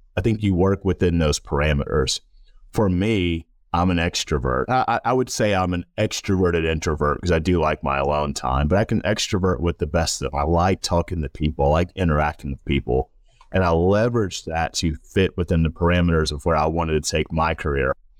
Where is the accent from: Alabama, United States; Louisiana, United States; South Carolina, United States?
South Carolina, United States; Rock Hill; I grew up in Rock Hill, South Carolina, known as the Thrill, sometimes Football City, U S